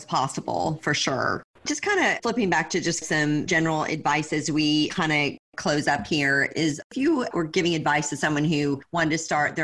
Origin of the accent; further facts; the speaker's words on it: Austin, Texas, United States; I'm also from Austin